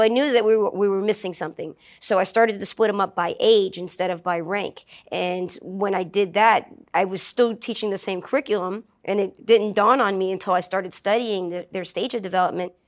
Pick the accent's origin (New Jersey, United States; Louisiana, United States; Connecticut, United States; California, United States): Louisiana, United States; New Orleans; I grew up in New Orleans